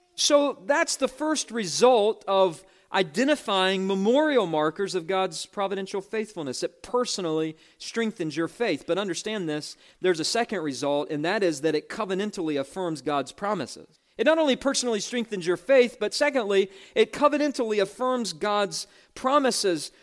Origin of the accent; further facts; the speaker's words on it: West Virginia, United States; I interviewed for the job in West Virginia, actually in my hometown, in a downtown hotel